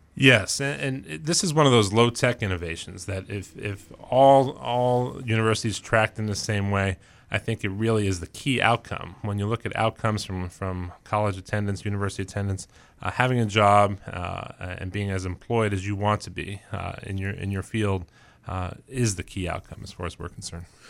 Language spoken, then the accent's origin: English; New York City, New York, United States; also born or lived in Colorado; now in Maine, United States; I grew up, uh, in Queens